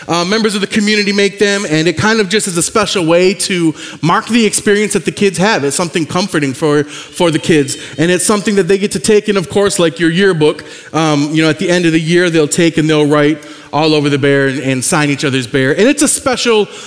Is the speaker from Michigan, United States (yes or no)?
yes; Michigan, United States; moved away; I'm from Michigan, though. I was born there on the east side of the state, north of Detroit and Saginaw